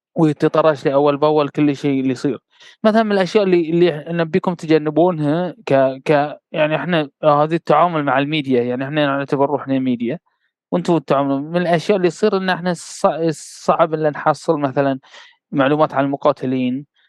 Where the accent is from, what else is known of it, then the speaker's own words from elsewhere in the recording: Bahrain; انا بحريني